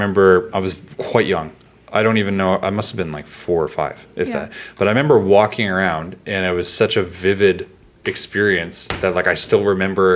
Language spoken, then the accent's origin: English; Kenora, Ontario, Canada; I'm from Ontario too